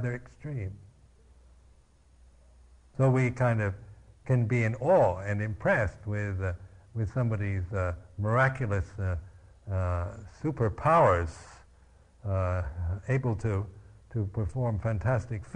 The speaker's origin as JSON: {"language": "English", "town": "Seattle", "region": "Washington", "country": "United States", "tie": "born or raised there", "said": "I was born in Seattle, Washington"}